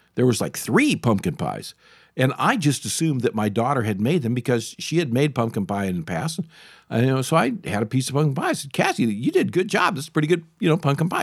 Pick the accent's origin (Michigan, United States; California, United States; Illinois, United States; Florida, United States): Michigan, United States; as I was a kid growing up in Michigan